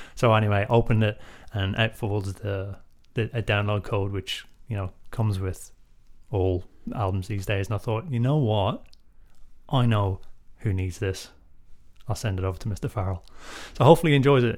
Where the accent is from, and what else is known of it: Drogheda, County Louth, Ireland; born or raised there